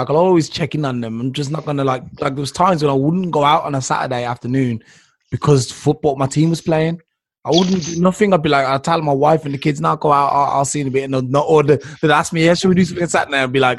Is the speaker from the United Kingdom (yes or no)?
yes; England, United Kingdom; As an English person